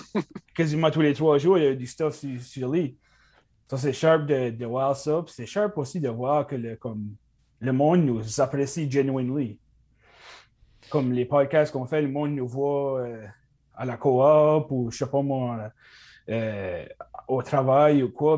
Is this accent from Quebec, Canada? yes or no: no; Cap-Pelé, New Brunswick, Canada; moved away as an adult; now in Dieppe, Canada; originellement, je viens de Capelé.